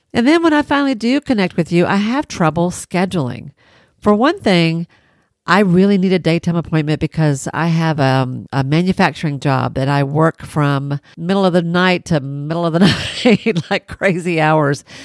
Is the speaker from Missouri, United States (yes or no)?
no; Tennessee, United States; I'm from Tennessee